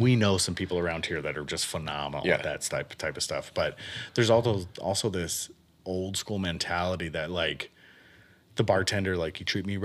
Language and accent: English; San Bernardino, California, United States; moved away; also born or lived in Miami, Florida; I was born in San Bernardino, California, like raised in the desert